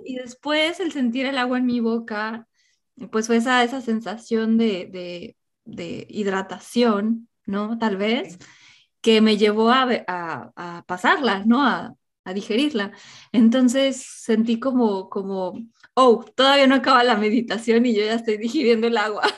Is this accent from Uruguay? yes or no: no; Mexico; mi infancia en México